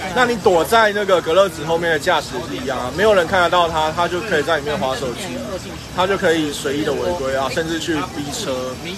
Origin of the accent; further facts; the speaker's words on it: Taiwan; 我们台湾人